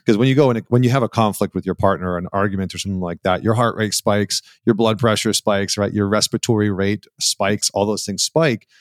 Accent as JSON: {"language": "English", "country": "Canada", "tie": "born or raised there", "said": "I grew up in Canada"}